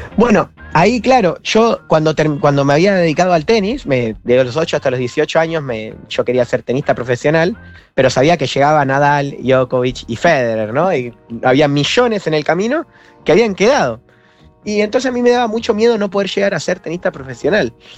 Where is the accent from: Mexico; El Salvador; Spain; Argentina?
Argentina; San Miguel, Buenos Aires Province; yo nací en San Miguel, provincia de Buenos Aires